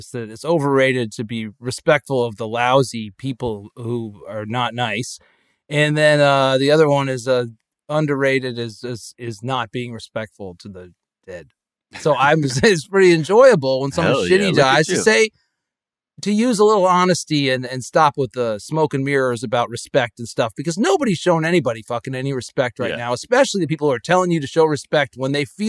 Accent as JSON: {"language": "English", "region": "Connecticut", "country": "United States", "tie": "born or raised there", "said": "these people I grew up among in Connecticut, they have these like rules, and they're all meant to control people."}